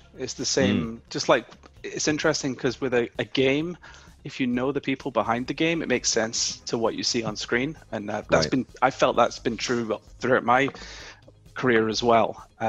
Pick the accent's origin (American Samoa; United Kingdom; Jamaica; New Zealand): United Kingdom; now in United States; I came over from the UK. You can probably tell that I'm not a Californian native. I came over almost 10 years ago